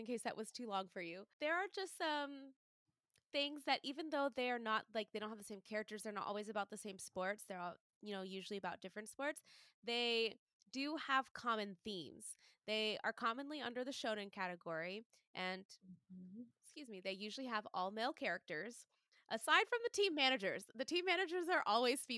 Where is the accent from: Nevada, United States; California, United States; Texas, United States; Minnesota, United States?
Texas, United States; I'm from Texas